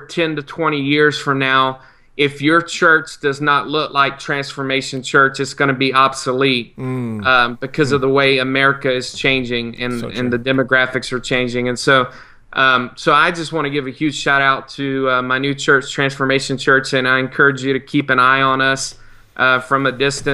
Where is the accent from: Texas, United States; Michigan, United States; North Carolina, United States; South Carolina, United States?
South Carolina, United States; moved away; my home state of South Carolina